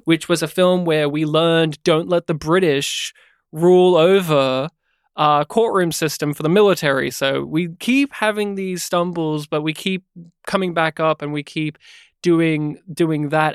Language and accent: English; Australia; as an Aussie